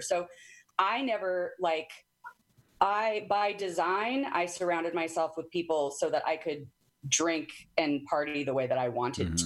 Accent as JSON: {"language": "English", "region": "Arizona", "country": "United States", "tie": "born or raised there", "also_born_or_lived": "Washington", "moved": "as an adult", "said": "I moved from Arizona"}